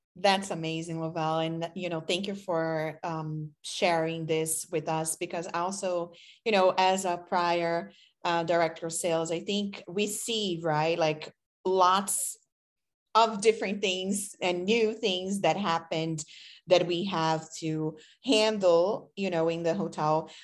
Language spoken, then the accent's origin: English; Brazil; English is a second language; moved away as an adult; now in United States; I am from Brazil, so I came here as an exchange student